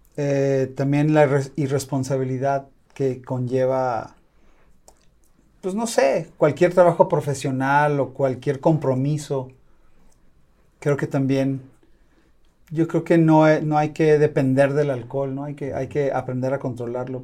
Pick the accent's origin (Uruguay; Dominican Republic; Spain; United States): United States; Los Angeles, California; now in Guadalajara, Mexico; yo nací en Los Ángeles